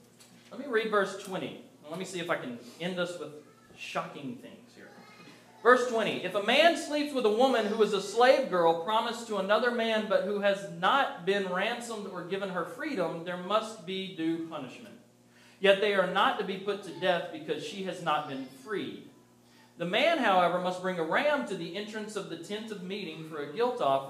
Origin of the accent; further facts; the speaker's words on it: the South, United States; I grew up in the South